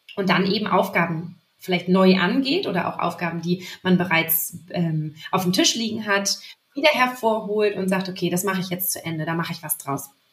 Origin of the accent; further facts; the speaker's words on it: Lübeck, Schleswig-Holstein, Germany; also born or lived in Hamburg; now in Leipzig, Germany; ich bin zwar nicht Hamburgerin, sondern Lübeckerin